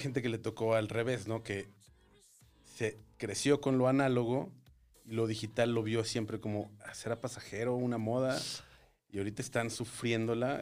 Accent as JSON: {"language": "Spanish", "town": "Torreón", "region": "Coahuila", "country": "Mexico", "moved": "yes", "said": "Yo soy de Torreón."}